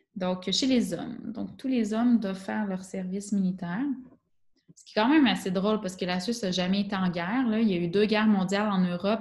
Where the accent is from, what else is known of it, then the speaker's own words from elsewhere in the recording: Quebec, Canada; accent: Québécois; moved away as an adult; now in Switzerland; Je suis arrivée avec mon accent québécois euh, bien prononcé